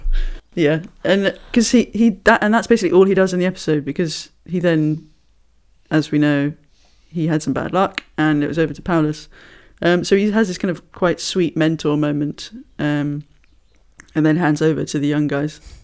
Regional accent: United Kingdom; I'm British.

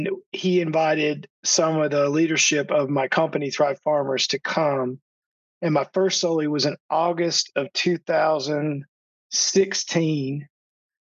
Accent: Monroe, Georgia, United States; first language English; moved away as an adult; also born or lived in Atlanta, Georgia; now in Costa Rica; I grew up a little outside of Atlanta, east of Atlanta, a little town called Monroe, Georgia, right next to Athens, Georgia

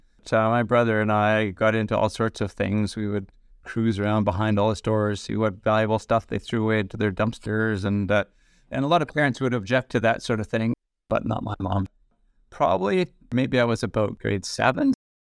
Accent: Vancouver, British Columbia, Canada; born there; also born or lived in Edmonton; I was born in the mid-60s in Vancouver General Hospital. Then our family moved. I was in Edmonton for a little while.

